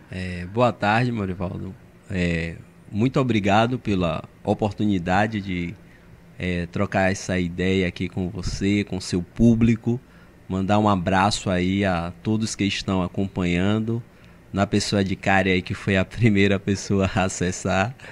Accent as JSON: {"language": "Portuguese", "town": "Cruz das Almas", "region": "Bahia", "country": "Brazil", "said": "Eu vim do interior, é, sou de Cruz das Almas."}